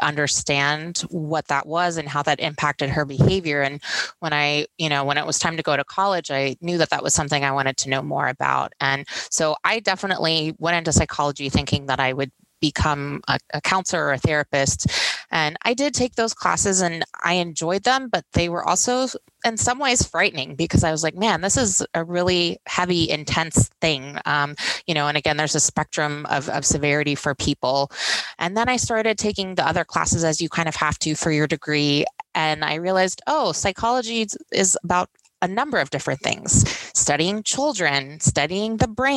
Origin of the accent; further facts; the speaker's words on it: Houston, Texas, United States; moved away as an adult; now in Nevada, United States; I'm originally from Houston, Texas